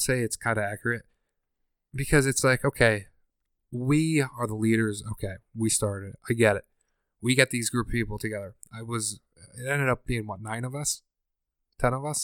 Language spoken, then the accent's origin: English; Scranton, Pennsylvania, United States; I'm from Scranton